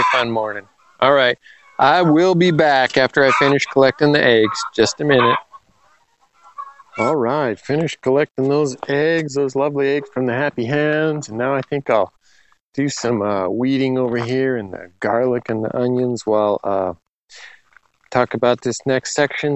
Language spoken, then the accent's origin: English; Los Angeles, California, United States; now in Western Washington, United States; I was growing up in Los Angeles